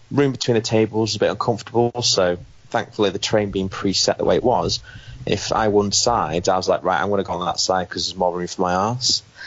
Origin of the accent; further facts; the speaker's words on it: United Kingdom; being British